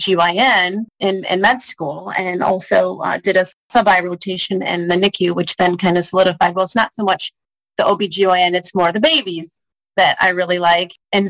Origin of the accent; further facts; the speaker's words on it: Michigan, United States; I am also from Michigan, grew up here